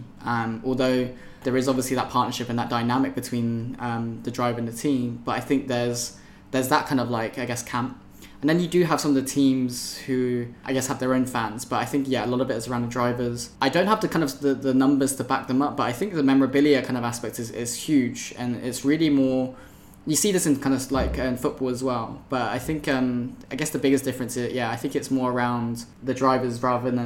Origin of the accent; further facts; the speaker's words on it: Oxfordshire, South East England, United Kingdom; I grew up in Oxfordshire.